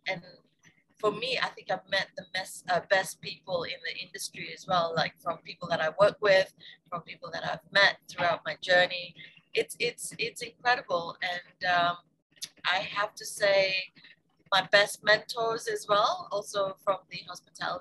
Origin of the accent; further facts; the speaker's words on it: Malaysia; moved away as an adult; also born or lived in United States / Australia / Beijing, China / Shanghai, China; now in Phuket, Thailand; So I'm originally Malaysian. And I left Malaysia to study in America for 4 years.